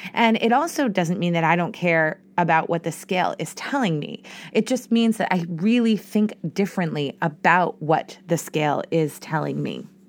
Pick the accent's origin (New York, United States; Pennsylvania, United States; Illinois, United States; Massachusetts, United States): Massachusetts, United States; Boston; I'm from Boston